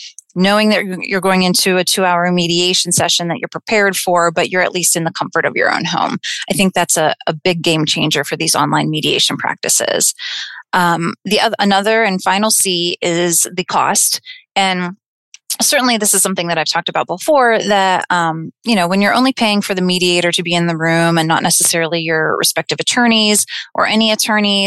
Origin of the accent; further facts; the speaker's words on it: Clarion County, Pennsylvania, United States; also born or lived in Slippery Rock, Pennsylvania; I'm originally from Clarion County